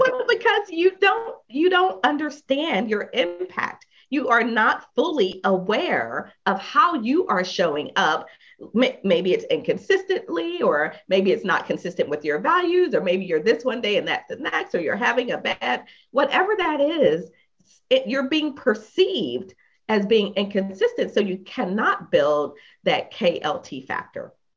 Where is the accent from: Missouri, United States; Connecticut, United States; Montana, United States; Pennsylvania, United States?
Pennsylvania, United States; Philadelphia; moved away; I am from Philadelphia originally